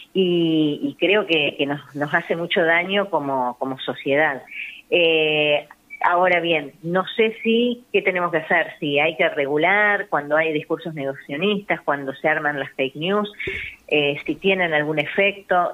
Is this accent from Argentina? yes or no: yes; Argentina; todos los argentinos y las argentinas